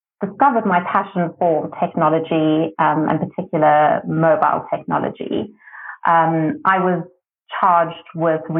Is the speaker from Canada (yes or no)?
no; South Africa; being South African to be able to work in South Africa